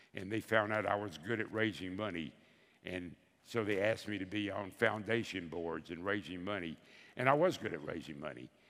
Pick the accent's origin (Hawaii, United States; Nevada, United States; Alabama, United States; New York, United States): Alabama, United States; Bessemer; I'm from Bessemer, Alabama.